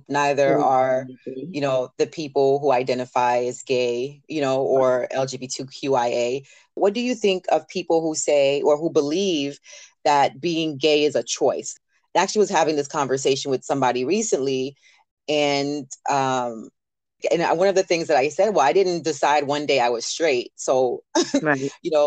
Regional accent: the South, United States; now in New York, United States; growing up in the South

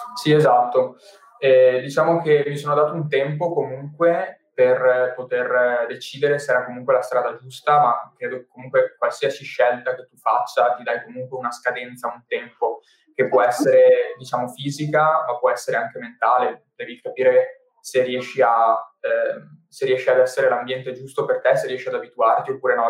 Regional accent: Padua, Veneto, Italy; sono nato a Padova e dopo diversi spostamenti che ho vissuto, diciamo, 3-4 mm, anni fa, eh, sono ritornato a Padova

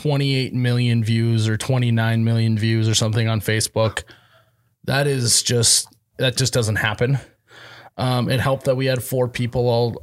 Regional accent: Midwest, United States; born or raised there

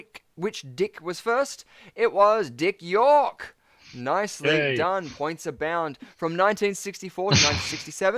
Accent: Australia; being an Aussie living in Sydney

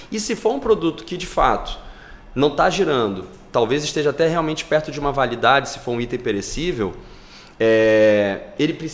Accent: Rio de Janeiro, Brazil; now in Belém, Brazil; eu moro em Belém há mais de 30 anos, apesar de não ser paraense, Porra, mas me considero paraense, sou carioca de, de ah, nascença.

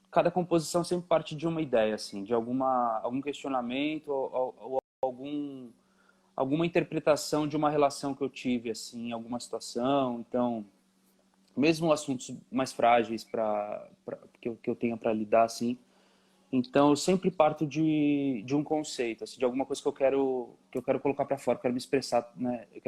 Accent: São Paulo, Brazil; sou de São Paulo, nasci em São Paulo, é, criado, nasci e criado em São Paulo, na Zona Leste.

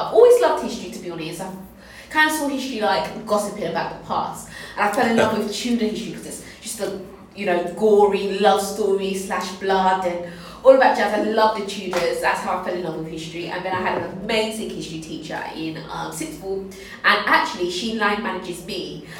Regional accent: Tilbury, East of England, United Kingdom; I grew up in Tilbury, I governed a school in, East Thurrock, so in Stamfordly Hope.

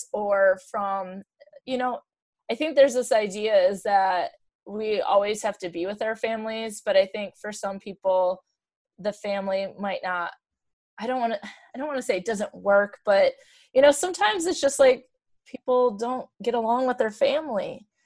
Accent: Michigan, United States; we're from Michigan

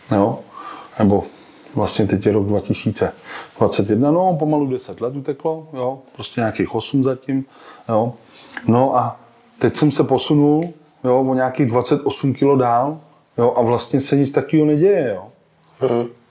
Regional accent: Sokolov, Karlovy Vary Region, Czechia; also born or lived in Klatovy / Prague; jsem rodilej Klatovák, jo, pocházím z Klatov, ale eh, od raného dětství jakoby bydlím v Sokolově, protože se tam rodiče předstěhovali

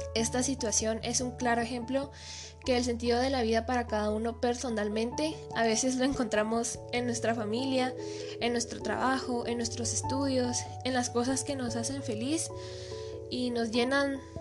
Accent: Quetzaltenango, Guatemala; soy de Shela y vivo actualmente aquí

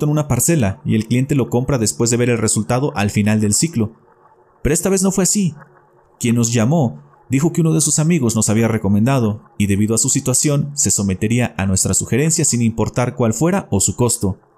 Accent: Querétaro, Mexico; now in Coahuila, Mexico; Soy originario de Querétaro, pero ya llevo rato viviendo acá en Coahuila.

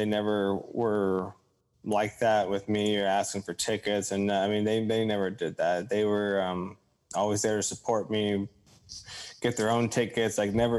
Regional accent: Orange County, California, United States; also born or lived in Long Beach, California / Colorado; I love growing up in Orange County and living in Long Beach and stuff. But my family's from the country.

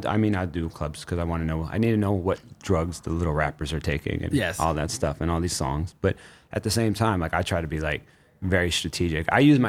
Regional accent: Cleveland, Ohio, United States; moved away as an adult; now in New York, United States; I'm 40. So it's an interesting thing. My body has shifted as the years went on. Like, I didn't move to New York until I turned 30. I'm originally from Ohio.

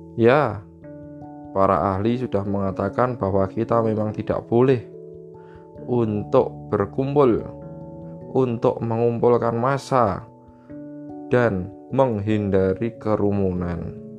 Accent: Java, Indonesia; Kita orang Jawa

